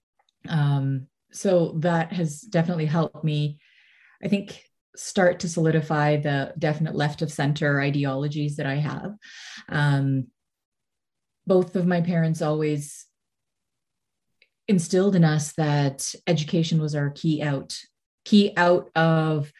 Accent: Mississauga, Ontario, Canada; I grew up in Mississauga

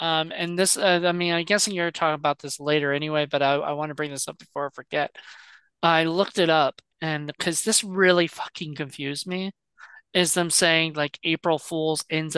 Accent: Virginia, United States; I'm from Virginia

